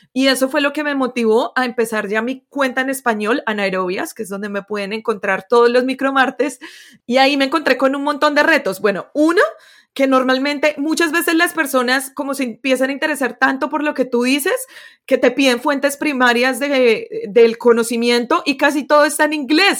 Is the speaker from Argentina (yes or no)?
no; Colombia; moved away as an adult; also born or lived in United States; yo soy de Colombia